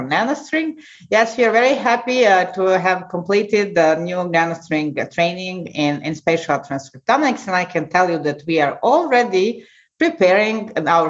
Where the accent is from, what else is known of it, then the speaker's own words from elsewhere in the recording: Serbia; moved away as an adult; also born or lived in United States; now in Clermont-Ferrand, France; as a medical student in my home country, ex-Yugoslavia, now Serbia